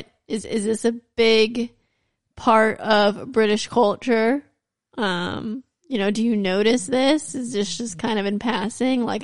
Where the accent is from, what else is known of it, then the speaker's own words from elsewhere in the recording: United States; I'm American